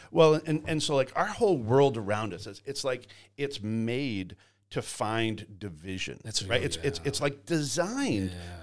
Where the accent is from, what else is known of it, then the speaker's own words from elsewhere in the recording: Canada; now in Georgia, United States; I grew up in Canada. Uh, grew up working on farms